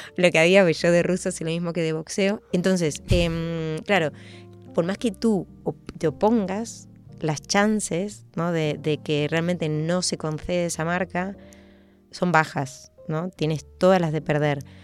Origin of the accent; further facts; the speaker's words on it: Argentina; moved away; soy argentina y vuelvo a Argentina